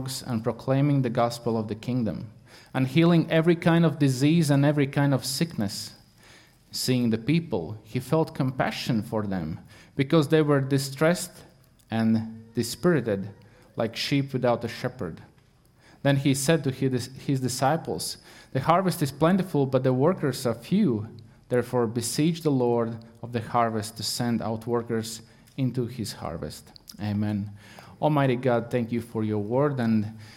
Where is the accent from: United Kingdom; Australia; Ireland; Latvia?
Latvia; English is a second language; moved away; I'm not English speaker. I'm Latvian